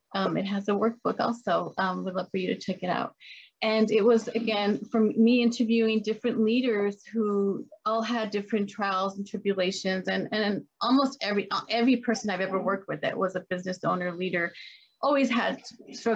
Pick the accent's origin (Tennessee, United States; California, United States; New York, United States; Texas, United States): Texas, United States; El Paso; I grew up in El Paso, Texas, a border town